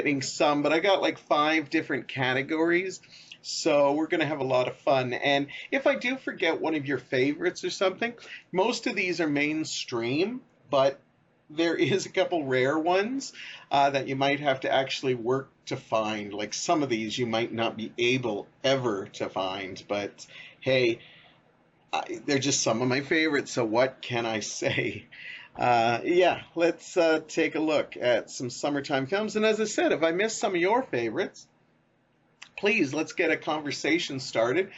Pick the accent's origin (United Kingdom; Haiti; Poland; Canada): Canada; me being Canadian